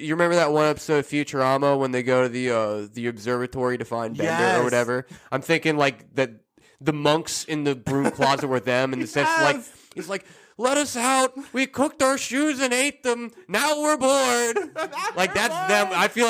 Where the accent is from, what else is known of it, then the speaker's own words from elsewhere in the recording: United States; As an American